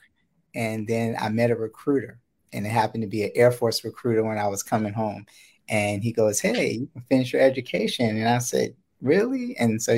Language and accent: English; New York, United States; I grew up in New York, and you know, had my upbringing